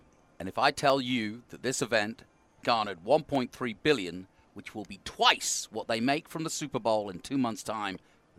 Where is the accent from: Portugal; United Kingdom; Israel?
United Kingdom; We British